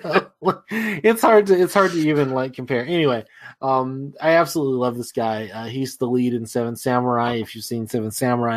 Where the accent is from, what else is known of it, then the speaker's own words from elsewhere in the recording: United States; as an American